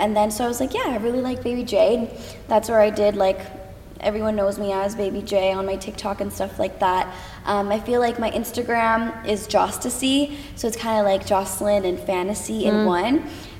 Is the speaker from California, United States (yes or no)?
no; Connecticut, United States; now in Los Angeles, United States; I'm from Connecticut.